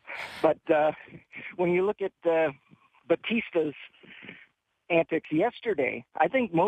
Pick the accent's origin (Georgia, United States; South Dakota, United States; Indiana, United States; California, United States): California, United States; born there; So I was born in California.